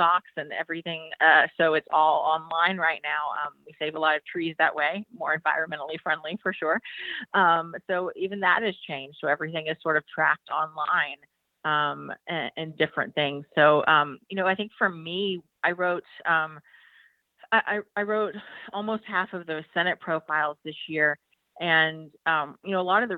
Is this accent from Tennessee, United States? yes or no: yes; Tennessee's first congressional district, United States; moved away as an adult; also born or lived in Greenville, South Carolina; I'm from Tennessee's first congressional district